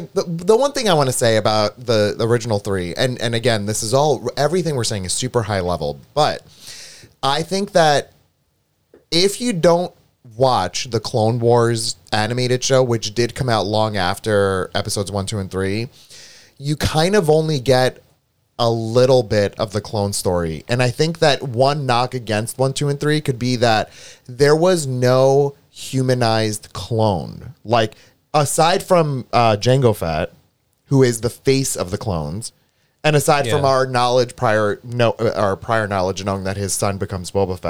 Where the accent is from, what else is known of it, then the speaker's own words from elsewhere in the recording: Greece; now in United States; When I came from Greece to America, there was a point in time where I was even fascinated by the concept of like a VHS tape